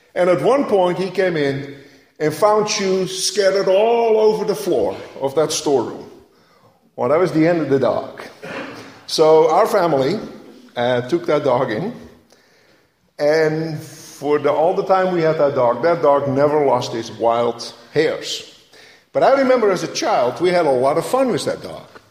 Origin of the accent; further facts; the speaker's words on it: Netherlands; moved away; growing up in Holland